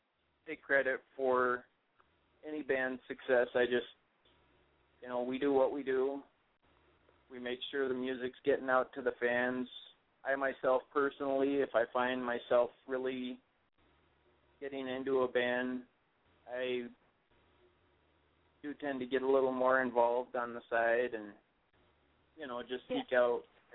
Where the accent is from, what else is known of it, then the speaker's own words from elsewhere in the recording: Sacramento, California, United States; moved away; Funny thing is, I come from California, too.